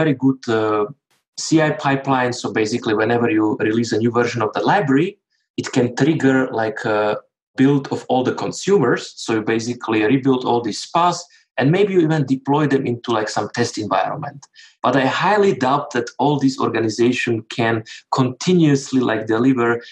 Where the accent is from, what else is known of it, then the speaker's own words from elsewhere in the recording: Slovakia; now in Switzerland; I'm from Slovakia